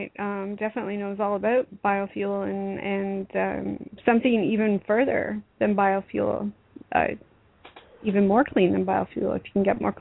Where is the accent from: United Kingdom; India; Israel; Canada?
Canada